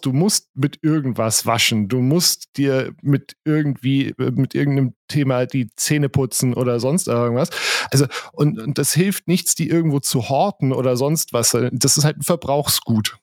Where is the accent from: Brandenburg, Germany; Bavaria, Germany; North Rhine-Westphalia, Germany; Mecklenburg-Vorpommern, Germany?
Bavaria, Germany; bei uns in Bayern